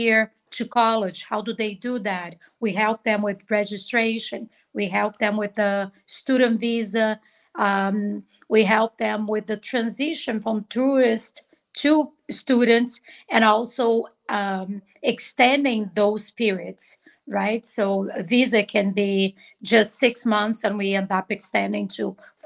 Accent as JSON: {"language": "English", "region": "Rio de Janeiro", "country": "Brazil", "tie": "born or raised there", "also_born_or_lived": "Maranhão, Brazil", "second_language": "English", "moved": "yes", "lives_now": "United States", "said": "this little girl was born in Maranhão, taken to Rio de Janeiro. So I was raised in Rio. I went there when I was only 8 months"}